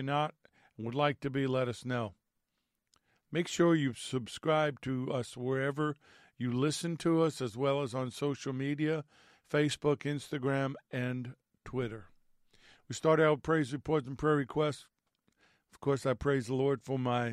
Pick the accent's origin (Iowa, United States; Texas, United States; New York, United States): New York, United States; Growing up in New York and being Italian